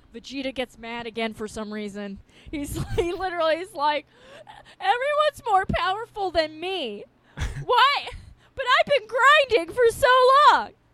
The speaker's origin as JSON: {"language": "English", "area": "Long Island", "region": "New York", "country": "United States", "tie": "born or raised there", "said": "where I grew up on Long Island"}